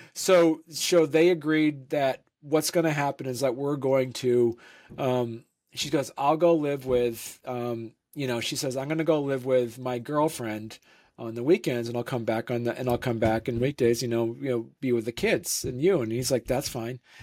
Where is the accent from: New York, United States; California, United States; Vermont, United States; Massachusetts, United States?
Vermont, United States; moved away as an adult; also born or lived in Saint Louis; I grew up in Vermont